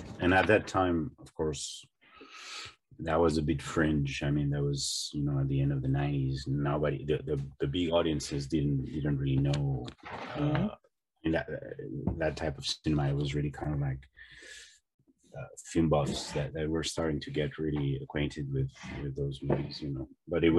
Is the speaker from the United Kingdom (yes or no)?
no; Spain; I grew up in Spain in the 80s, so, and Spanish television was very poor at that time